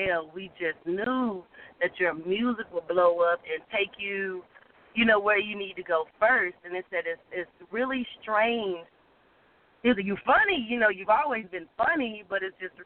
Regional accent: the South, United States; accent: Southern; my Southern accent that won me over because I was in New York. So I just think they love my Southern drawl

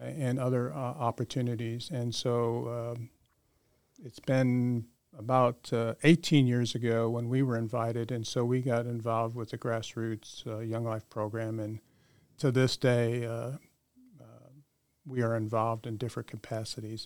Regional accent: Chicago, Illinois, United States; moved away as an adult; also born or lived in San Antonio, Texas; now in Boerne, United States; growing up in the Chicagoland area

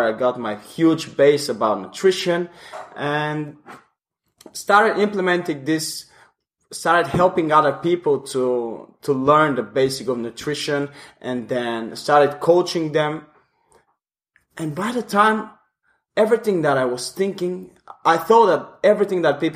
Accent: Bulgaria; moved away; I'm from Bulgaria, Eastern Europe

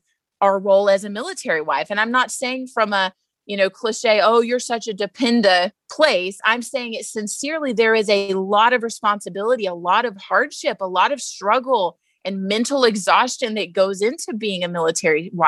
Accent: Texas, United States; moved away; I'm also from Texas

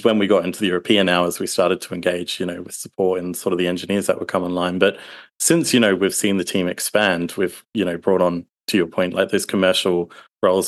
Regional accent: Australia; am a down under Aussie

